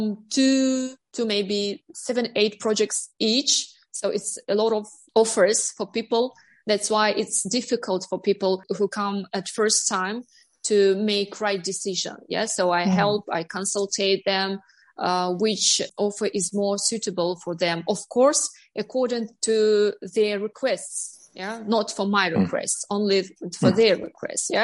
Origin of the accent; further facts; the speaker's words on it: Almaty, Kazakhstan; English is a second language; moved away as an adult; also born or lived in Astana; now in Northern Cyprus; I was born in Almaty and I lived in Astana.